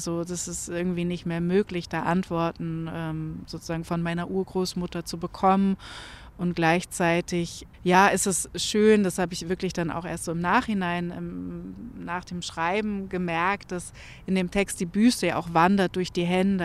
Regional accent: Germany; wir vielleicht auch als Deutsche

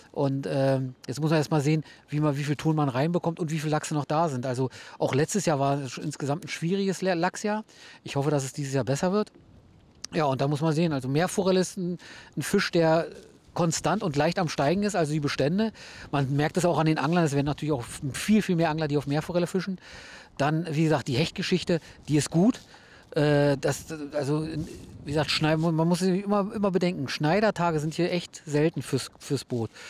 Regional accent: Hennigsdorf, Brandenburg, Germany; moved away as an adult; also born or lived in Rüdersdorf; now in Rügen, Germany; aus Brandenburg, genau. Also wie gesagt, geboren in Rüdersdorf, also gleich um die Ecke bei euch. Dann äh, in Henningsdorf meine Jugend verbracht.

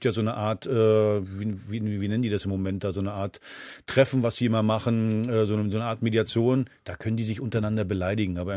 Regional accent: East Germany, Germany; bin selber aus der DDR geflohen, zu Hertha gekommen.

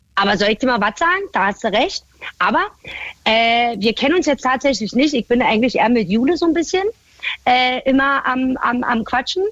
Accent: Berlin, Germany; accent: Berlin dialect (Berlinern); moved away as an adult; now in Baden-Württemberg, Germany; Berlin war halt meine Heimat

